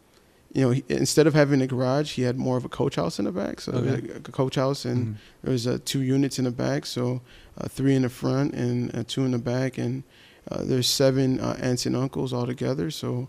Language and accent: English; Chicago, Illinois, United States; first language Spanish; English is a second language; I grew up with my Puerto Rican side, and we grew up in Humboldt Park. I grew up off of Fairfield and North Avenue.